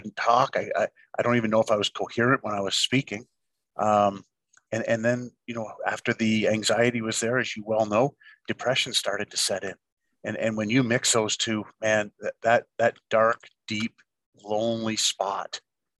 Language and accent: English; Ontario, Canada; moved away; being a young kid, growing up in Ontario, where hockey was such a huge part of my life, as it was with everybody and still is back in Canada.